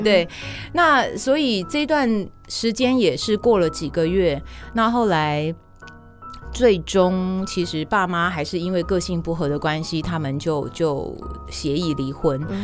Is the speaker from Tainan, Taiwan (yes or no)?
no; Taipei, Taiwan; also born or lived in Taichung; 因为我是台北出生的，那台北那时候其实应届的人好其实就已经多哦很爆满了